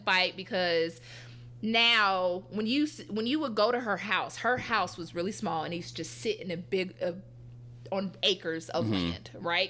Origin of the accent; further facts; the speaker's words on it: Atlanta, Georgia, United States; also born or lived in Gwinnett County, Georgia / Stone Mountain, Georgia; a lot of people obviously know that I'm from Atlanta. Mm. I am not a Grady baby. Put that out there. I was born at Northside Hospital. And I grew up until the fourth grade in Gwinnett, so more on the Caucasian side of town